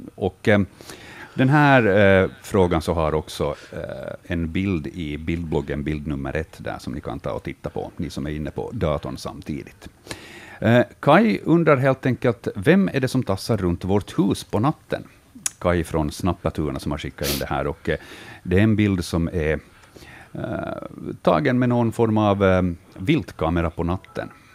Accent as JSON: {"language": "Swedish", "country": "Finland", "said": "vi finländare"}